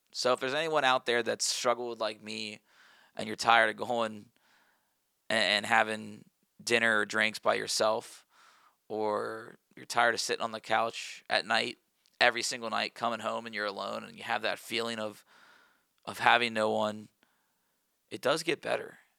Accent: Cincinnati, Ohio, United States; I'm from Cincinnati

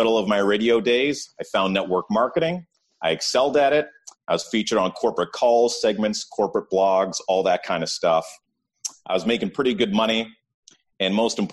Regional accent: Ottawa, Ontario, Canada; born and raised in Ottawa

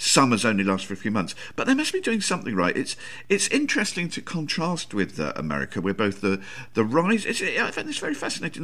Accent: England, United Kingdom; I like being English and living in England

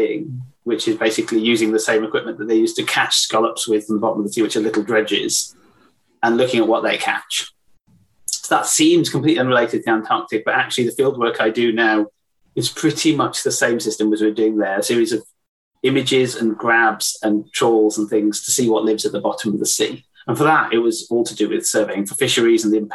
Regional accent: West Wales, United Kingdom; So I grew up in West Wales by the sea

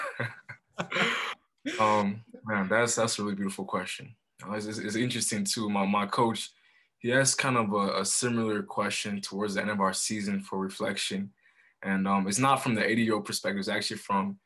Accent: Colorado Springs, Colorado, United States; also born or lived in Monrovia, Liberia / Chicago suburbs, Illinois; my family and I were blessed to move to Colorado Springs when I was 7. Here, my dad got a new job, and so we relocated to Colorado Springs

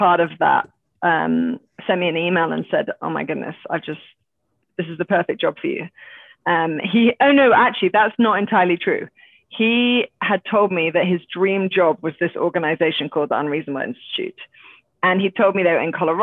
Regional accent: England, United Kingdom; accent: British; moved away as an adult; now in Boulder, United States; I am British, as you can tell from my accent

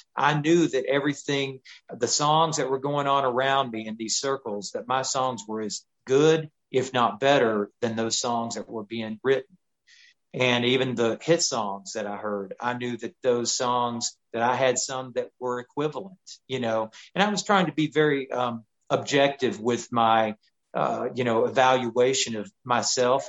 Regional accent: Chattanooga, Tennessee, United States; I grew up in Chattanooga, Tennessee area

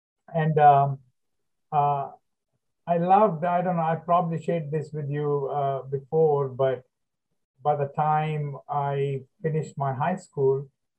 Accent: Hyderabad, Telangana, India; first language Telugu; English is a second language; moved away as an adult; now in United States; growing up in Hyderabad in the 50s, 60s, 70s, and beyond.

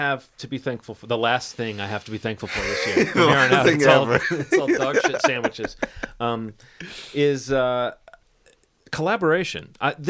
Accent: Alabama, United States; moved away; I grew up in Alabama

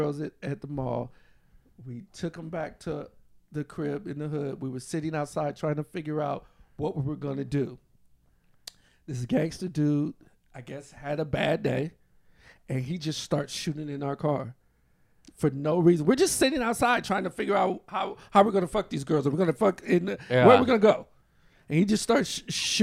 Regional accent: New Orleans, Louisiana, United States; also born or lived in Los Angeles; I grew up in New Orleans

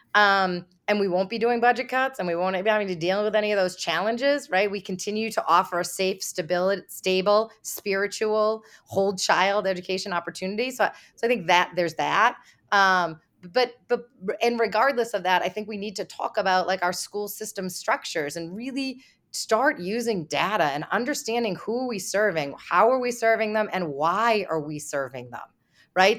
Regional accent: Boston, Massachusetts, United States; I'm from Boston

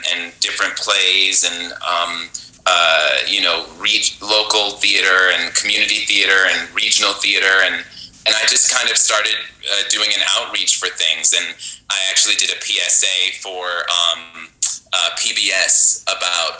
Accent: Buffalo, New York, United States; now in Las Vegas, United States; I grew up in Buffalo, New York. I was born in Buffalo. My family moved away for a little while, and then we returned in my middle school years

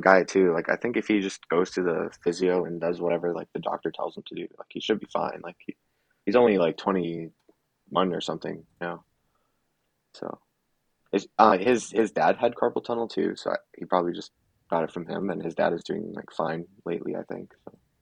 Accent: Canada; I was born in Canada

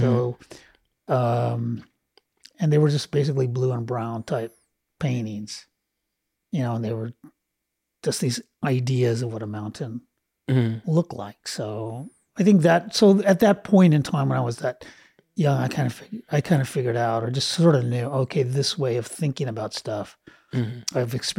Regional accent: Los Angeles, California, United States; I grew up here in LA. I grew up

